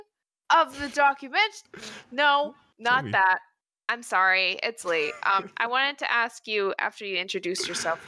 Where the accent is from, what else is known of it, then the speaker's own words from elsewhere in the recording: United States; I'm American